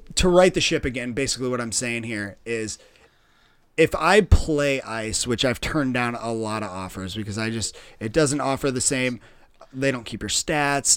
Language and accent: English; Midwest, United States; growing up in the Midwest